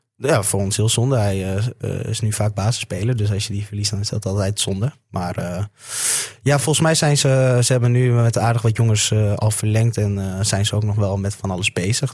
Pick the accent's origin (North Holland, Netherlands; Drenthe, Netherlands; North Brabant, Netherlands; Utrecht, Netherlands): Drenthe, Netherlands; Assen; ik kom uit Assen